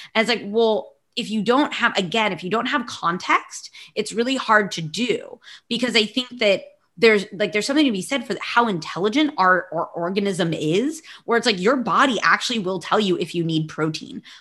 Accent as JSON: {"language": "English", "country": "United States", "moved": "as an adult", "lives_now": "Barcelona, Spain", "said": "I'm American, but I live in Barcelona"}